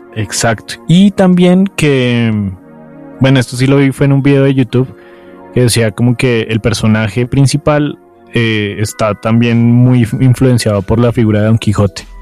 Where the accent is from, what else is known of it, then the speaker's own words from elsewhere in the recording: Colombia; uno como colombiano